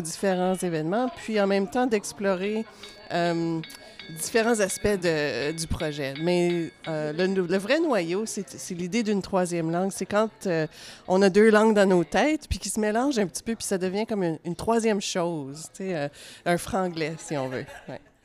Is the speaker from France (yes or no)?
no; Ottawa, Ontario, Canada; moi, j'ai grandi à Ottawa, euh, ce qui est une, ville très bilingue